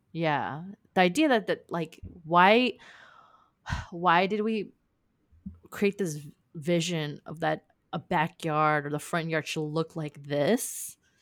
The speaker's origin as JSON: {"language": "English", "region": "California", "country": "United States", "said": "I'm from California"}